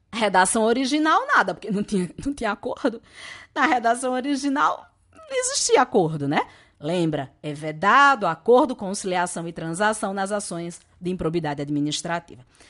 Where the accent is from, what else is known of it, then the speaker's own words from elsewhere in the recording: Natal, Rio Grande do Norte, Brazil; accent: Natal accent; Eu sou do Nordeste, esse sotaque é lá de Natal e a gente fala mangá